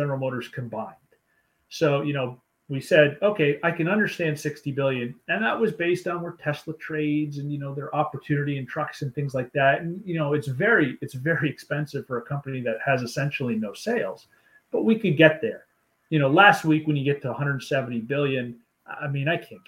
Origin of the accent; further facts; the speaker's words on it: Canada; I'm Canadian